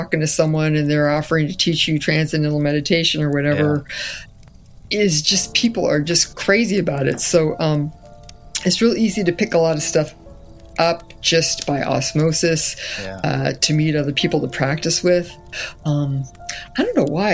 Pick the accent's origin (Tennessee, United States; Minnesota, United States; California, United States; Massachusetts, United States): California, United States; Castro Valley; also born or lived in Fresno, California; we grew up in Castro Valley